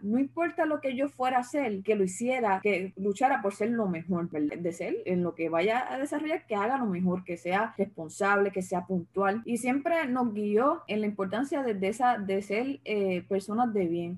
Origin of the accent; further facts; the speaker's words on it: Cidra, Puerto Rico; moved away as an adult; now in Texas, United States; la iglesia en Sidra, mi, mi pueblo, donde yo vivo, donde vivía